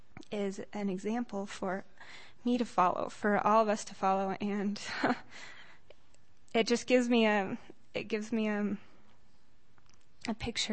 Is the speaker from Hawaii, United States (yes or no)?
no; Loma Linda, California, United States; I'm from Loma Linda.